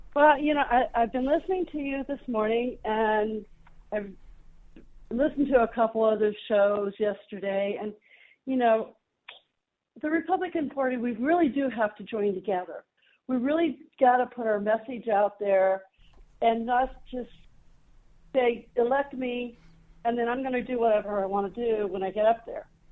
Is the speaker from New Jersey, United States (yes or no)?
no; Ohio, United States; also born or lived in Colorado; now in Denver, United States; I'm originally from Ohio. I moved to Colorado in 1980